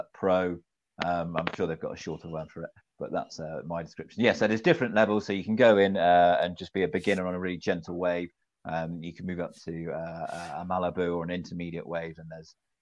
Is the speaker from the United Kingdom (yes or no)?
yes; North Devon, South West England, United Kingdom; I'm from North Devon